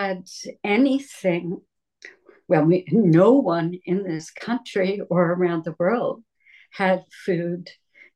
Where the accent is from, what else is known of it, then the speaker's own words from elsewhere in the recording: New Jersey, United States; moved away; also born or lived in Berkeley, California; I was born in New Jersey and I grew up in that backyard garden